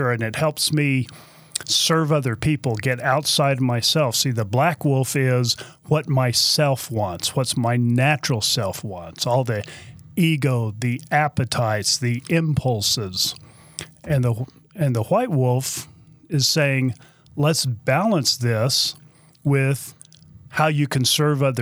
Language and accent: English; Texas, United States; I'm from Texas. I can say y'all.